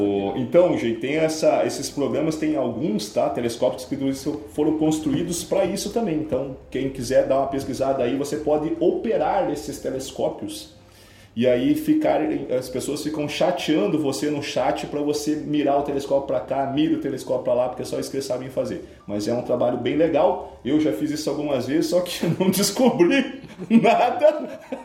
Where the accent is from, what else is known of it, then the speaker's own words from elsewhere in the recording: Paraná, Brazil; eu sou eu sou do Paraná